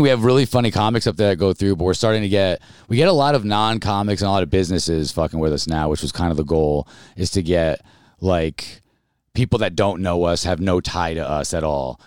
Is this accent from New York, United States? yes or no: yes; Albany, New York, United States; I grew up in Albany, New York